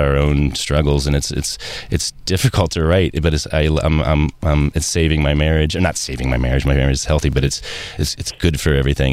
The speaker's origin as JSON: {"language": "English", "town": "Cincinnati", "region": "Ohio", "country": "United States", "said": "I come from Cincinnati"}